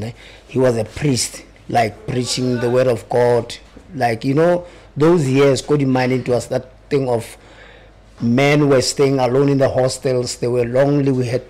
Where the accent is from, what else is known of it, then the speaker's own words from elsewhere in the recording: Welkom, Free State, South Africa; Originally, I'm from Welkom, in the Free State.